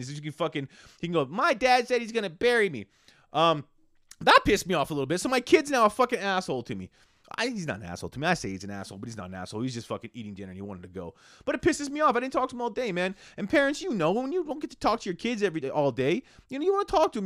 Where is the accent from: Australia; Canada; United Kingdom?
Canada; how Canadian I am